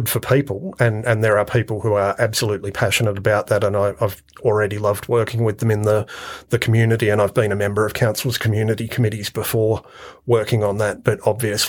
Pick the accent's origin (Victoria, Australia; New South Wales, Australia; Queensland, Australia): New South Wales, Australia; Penrith; moved away as an adult; also born or lived in Blue Mountains / Bathurst; now in Orange, Australia; I grew up in Western Sydney, in Penrith, and then in the Blue Mountains.